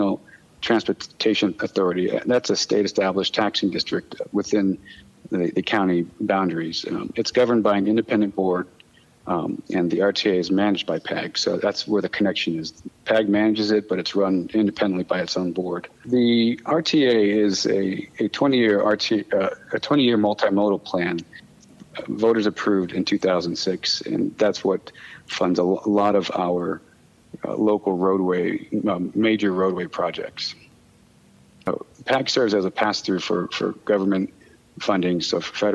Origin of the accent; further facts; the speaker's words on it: Sierra Vista, Arizona, United States; now in Tucson, United States; I'm from the area. I grew up in Sierra Vista